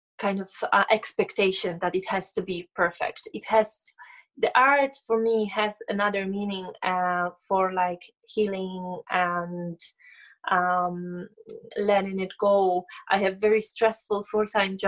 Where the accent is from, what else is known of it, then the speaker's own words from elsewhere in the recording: Poland; moved away as an adult; now in Ireland; am originally from Poland, but I live and create in Ireland